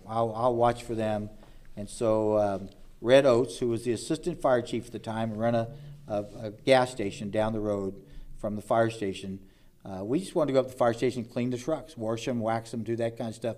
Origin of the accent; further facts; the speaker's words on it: Evansville, Indiana, United States; I was born in Evansville, Indiana, some, uh, sixty-nine years ago